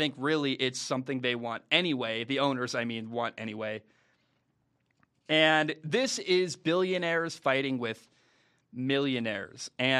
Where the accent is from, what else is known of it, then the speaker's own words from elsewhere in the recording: Northwest, United States; when I grew up in the Northwest, Root Sports is the one that carries the Mariners baseball games